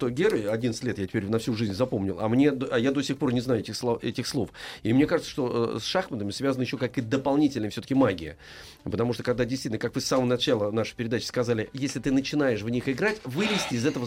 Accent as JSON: {"language": "Russian", "town": "Cherepovets", "region": "Vologda Oblast", "country": "Russia", "said": "11 лет, я из Череповца."}